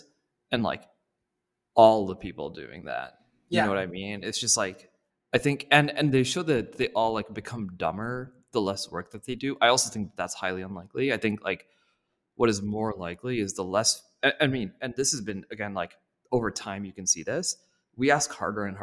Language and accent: English; India; moved away; I'm from India